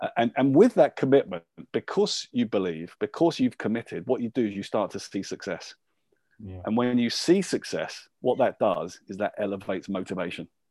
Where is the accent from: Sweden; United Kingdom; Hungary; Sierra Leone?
United Kingdom; Luton, East of England; I was born and brought up in Luton